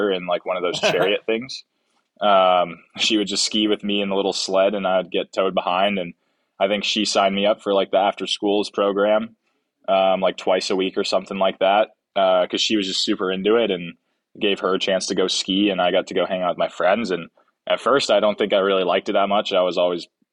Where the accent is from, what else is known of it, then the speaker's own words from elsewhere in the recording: Tahoe City, California, United States; moved away as an adult; also born or lived in Truckee, California; now in Anchorage, United States; I'm originally from Tower City, California. Grew up there, went to high school there